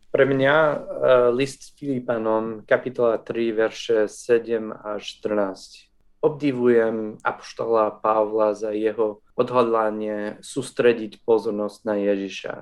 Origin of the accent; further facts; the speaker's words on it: New Jersey, United States; Slovak is a second language; moved away as an adult; also born or lived in Minnesota; now in Slovakia; Narodil som sa v USA v Minnesota, ale vyrastol som v New Jersey nedaleko od oceánu